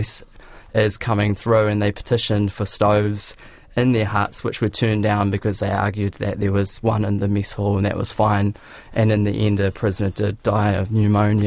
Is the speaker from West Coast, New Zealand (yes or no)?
no; Christchurch, Canterbury, New Zealand; So I grew up in Christchurch